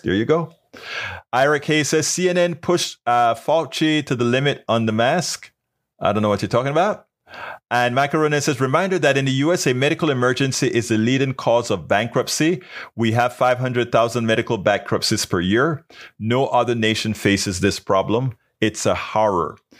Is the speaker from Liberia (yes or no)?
no; Panama; now in United States; I'm from Panama